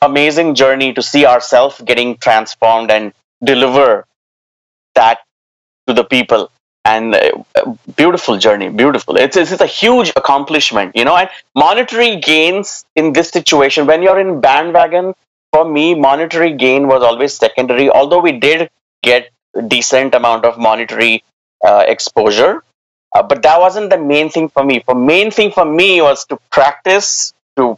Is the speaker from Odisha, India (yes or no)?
no; near Pune, Maharashtra, India; moved away as an adult; also born or lived in Delhi / Gurgaon / Canada; I came back to Pune because I got a job with Veritas Software, again, as a bilingual support individual. Started my career with them and close to my hometown